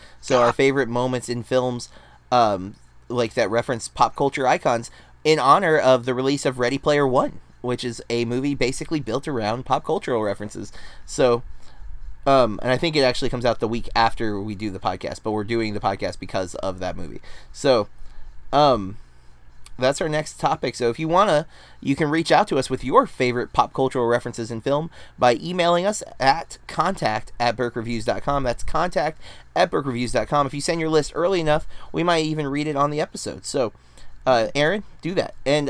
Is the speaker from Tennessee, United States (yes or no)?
no; Florida, United States; I have almost no accent, even though, like, I'm from Florida, my family's from New York, and I just have this kind of neutral tone to my voice.